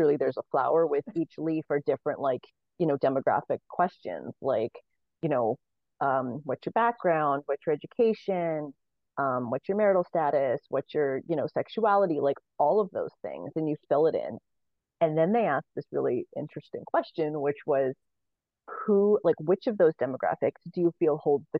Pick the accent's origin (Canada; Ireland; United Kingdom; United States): Canada; I was born in Canada into a ton of general privilege